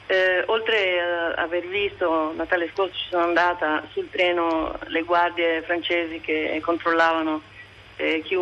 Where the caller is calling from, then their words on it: Sardinia, Italy; Io parlo da una piccola zona che è il Sarcidano, all'interno della Sardegna.